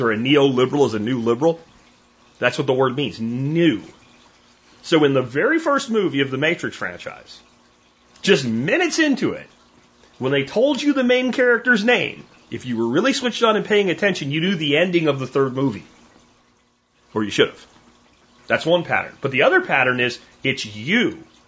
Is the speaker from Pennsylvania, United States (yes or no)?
yes; Pennsylvania, United States; moved away as an adult; my little homestead I grew up on in Pennsylvania